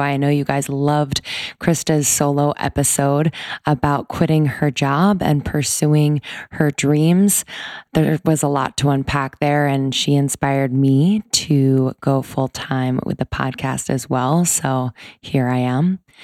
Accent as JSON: {"language": "English", "region": "East Coast", "country": "United States", "tie": "born or raised there", "said": "I grew up on the East Coast"}